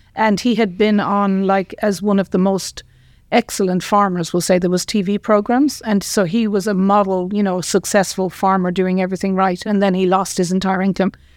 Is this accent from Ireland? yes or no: yes; Tipperary, Munster, Ireland; I grew up in Ireland, in Tipperary